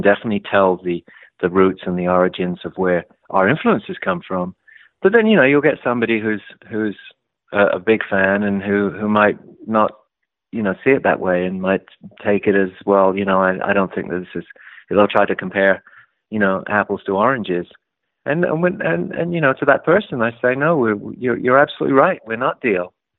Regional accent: London, United Kingdom; I came from London, which was a very small and very tight music community where everybody knew everybody.

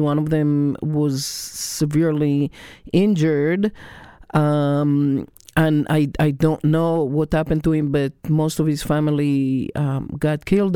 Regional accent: Israel; now in United States; I, I was born and raised in Israel

